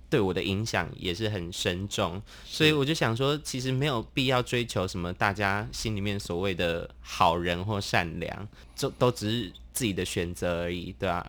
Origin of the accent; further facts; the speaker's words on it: Tainan, Taiwan; moved away as an adult; also born or lived in Taipei; 因为我高中读台南，我就是台南人